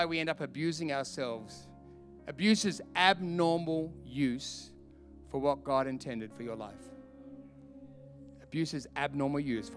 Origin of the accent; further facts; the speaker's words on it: Australia; I'm from Australia